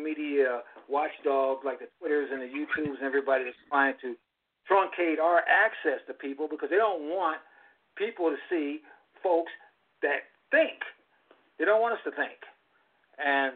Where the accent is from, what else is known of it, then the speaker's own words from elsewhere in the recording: California, United States; when I grew up in California in the 50s